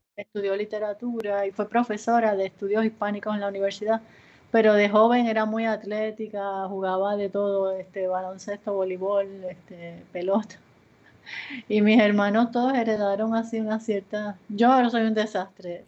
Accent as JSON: {"language": "Spanish", "country": "Puerto Rico", "tie": "born or raised there", "also_born_or_lived": "Ponce, Puerto Rico / Yauco, Puerto Rico / San Juan, Puerto Rico / Los Angeles, United States", "moved": "as an adult", "said": "Yo nací en Ponce, Puerto Rico"}